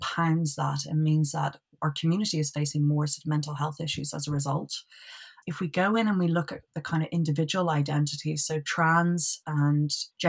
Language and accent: English; Dublin, Leinster, Ireland; moved away as an adult; So originally from Dublin, and lived in Dublin up until, I believe I was about 23.